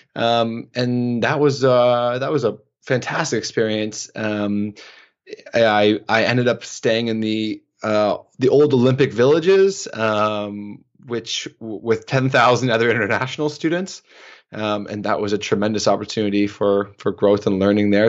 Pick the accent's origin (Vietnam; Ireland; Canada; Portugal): Canada; also born or lived in Oslo / Istanbul / Toronto; my life as a Canadian male